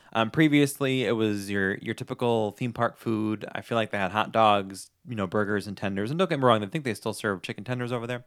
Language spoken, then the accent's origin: English; New York, United States; moved away as an adult; I'm originally from New York